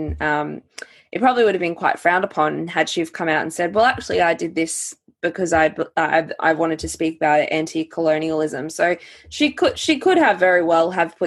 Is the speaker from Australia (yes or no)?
yes; Australia; as an Australian woman